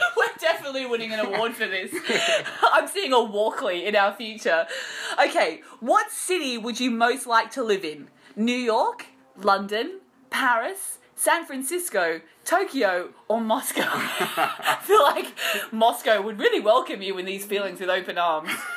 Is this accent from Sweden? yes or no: no; Australia; as an Australian